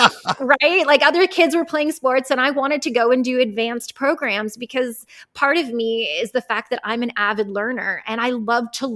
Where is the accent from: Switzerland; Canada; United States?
Canada; Hamilton, Ontario; I am Canadian. I grew up in Hamilton, Ontario, Canada, also known as the Hammer